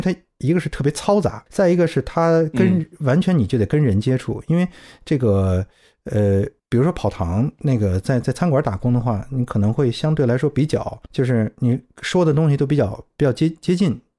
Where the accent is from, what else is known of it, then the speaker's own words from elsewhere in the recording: South East England, United Kingdom; accent: South East England; also born or lived in Cardiff; 其他的时候都是在 Kent，就是这个这个东南部区域。所以我觉得我的口音基本一直是沿袭着那个东南部的口音，就是一种比较 neutral，比较还算还算。比较那个舒服的一个口音吧，